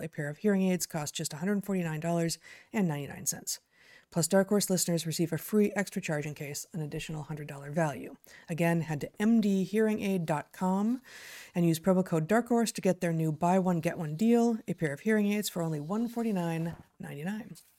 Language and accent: English; Southern California, United States; now in Pacific Northwest, United States; growing up in Southern California.